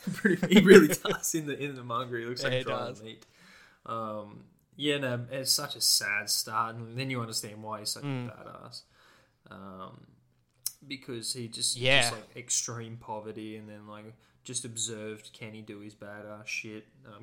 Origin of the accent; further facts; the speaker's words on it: Australia; as an Australian